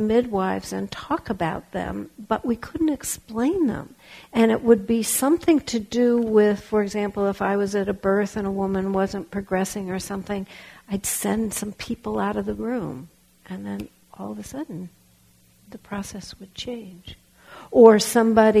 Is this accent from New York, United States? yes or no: no; Los Angeles, California, United States; also born or lived in Berkeley, California; I was raised in Los Angeles, but I grew up in Berkeley